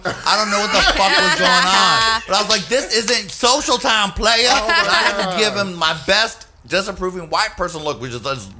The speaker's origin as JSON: {"language": "English", "town": "New York City", "region": "New York", "country": "United States", "said": "I'm from New York City."}